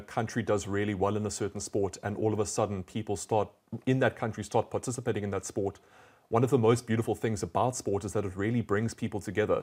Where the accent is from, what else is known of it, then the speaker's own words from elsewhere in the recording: South Africa; I'm from South Africa